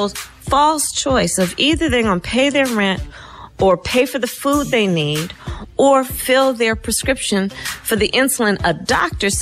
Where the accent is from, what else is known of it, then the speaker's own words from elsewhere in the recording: Oakland, California, United States; I was born in Oakland, California.